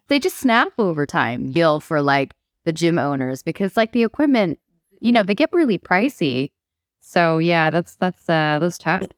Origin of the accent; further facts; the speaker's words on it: Bangkok, Thailand; moved away as an adult; also born or lived in California / Manchester / North Wales; now in Wales, United Kingdom; I grew up in Thailand, but I was born in California.